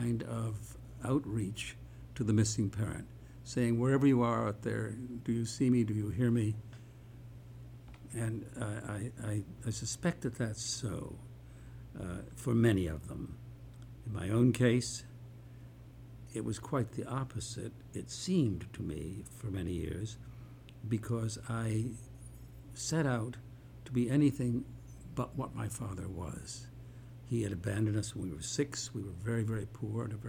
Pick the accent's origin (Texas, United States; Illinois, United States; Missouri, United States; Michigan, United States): Michigan, United States; Detroit; I was born in Detroit, Michigan, and raised there